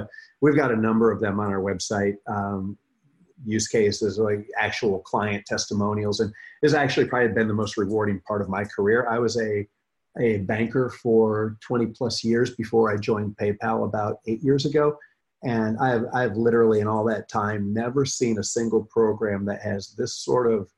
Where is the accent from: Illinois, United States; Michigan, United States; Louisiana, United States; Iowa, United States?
Michigan, United States; I grew up in Michigan